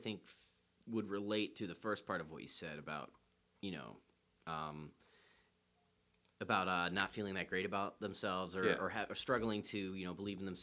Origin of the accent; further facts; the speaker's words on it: Chicago, Illinois, United States; also born or lived in Columbus, Ohio; we moved from Columbus to Chicago when I was 9